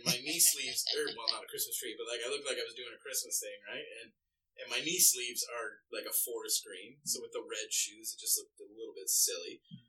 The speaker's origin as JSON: {"language": "English", "country": "United Kingdom", "said": "Because I am so British that, like... Mm. I'm clear. Like, I'm a shade above clear."}